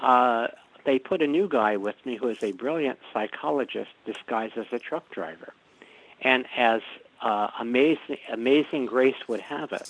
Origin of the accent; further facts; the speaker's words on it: New York City, New York, United States; I am a boy from Brooklyn